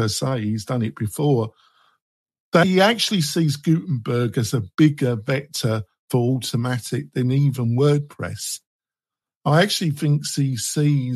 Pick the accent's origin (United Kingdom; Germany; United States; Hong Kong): United Kingdom; England; I'm English